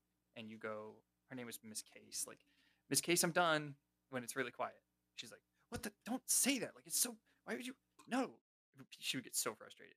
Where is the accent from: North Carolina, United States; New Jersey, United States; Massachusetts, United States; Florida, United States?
Florida, United States; Jacksonville; I'm from Jacksonville